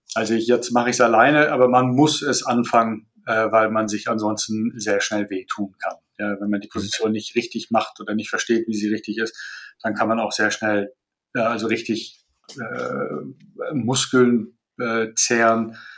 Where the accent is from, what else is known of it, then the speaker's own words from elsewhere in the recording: Malaysia; moved away as an adult; also born or lived in Colorado, United States / Turkey / France / Russia; also ich bin in Malaysia geboren, da aufgewachsen